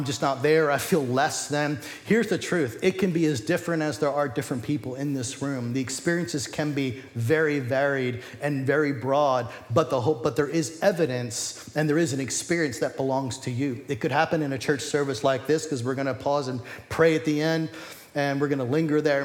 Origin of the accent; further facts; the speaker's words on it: United States; we're American